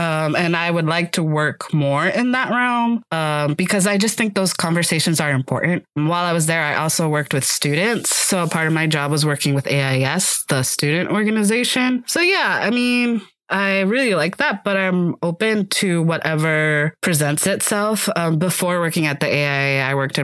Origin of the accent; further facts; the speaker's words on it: Miami, Florida, United States; moved away as an adult; I'm officially back in my hometown of Miami, Florida